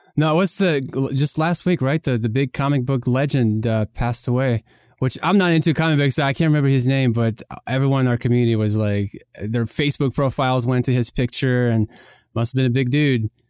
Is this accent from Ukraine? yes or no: yes; Kyiv, Ukraine; now in United States; we grew up in Kiev, Ukraine